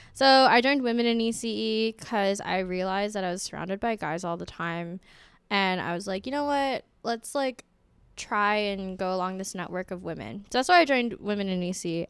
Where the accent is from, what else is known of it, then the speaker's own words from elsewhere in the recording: Honolulu, Hawaii, United States; now in West Lafayette, United States; I'm from Honolulu, Hawaii